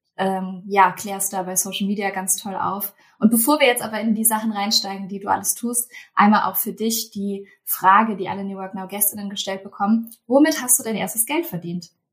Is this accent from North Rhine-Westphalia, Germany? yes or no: yes; Cologne, North Rhine-Westphalia, Germany; moved away; in meiner alten Heimat.